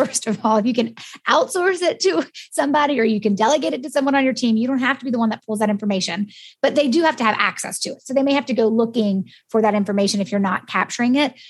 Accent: United States; accent: American; my American one

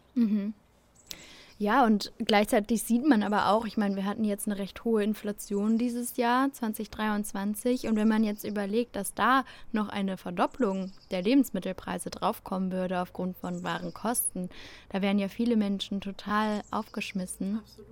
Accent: Germany; bei uns in Deutschland

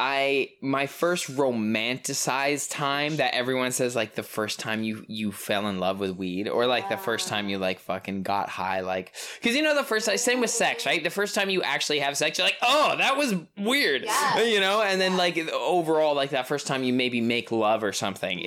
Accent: Toronto, Ontario, Canada; I'm from Toronto

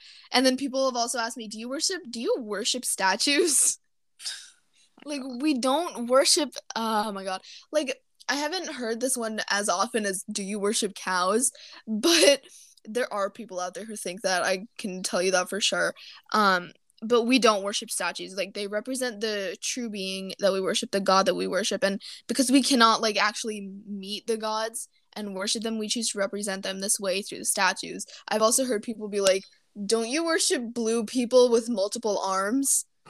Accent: India; after they learn that I'm Indian.

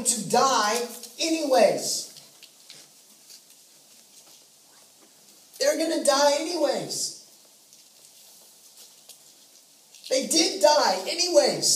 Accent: the Northwest, Pacific Northwest, United States; also born or lived in California / Zimbabwe; now in Texas, United States; Now, I've lived in Texas for a while, but I grew up in the Northwest

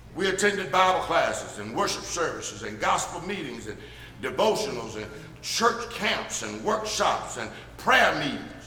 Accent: Birmingham, Alabama, United States; I grew up in Birmingham

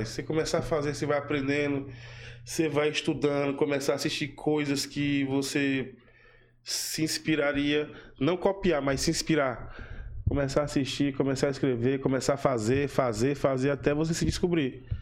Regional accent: Northeast Region, Brazil; Por eu sou nordestino

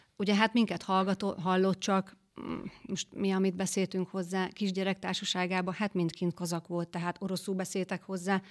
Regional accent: a village near Győr, Győr-Moson-Sopron, Hungary; moved away as an adult; now in Balogunyom, Hungary; én Győr melletti faluból származunk, és ez egy szomszéd falu

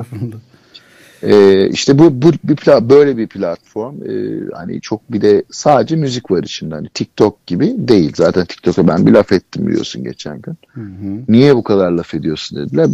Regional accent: Istanbul, Turkey; Kadıköy'de, Kadıköy çocuğuyum ben. E, moda, moda, modalıyım. E, moda, yani modada büyüdüm, Kadıköy'de büyüdüm.

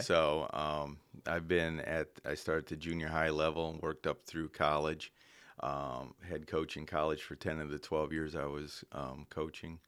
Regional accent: Indiana, United States; moved away; I grew up in Indiana

